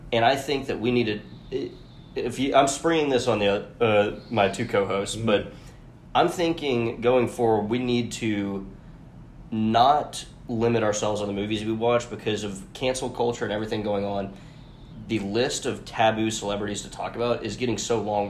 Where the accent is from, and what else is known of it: Atlanta, Georgia, United States; born or raised there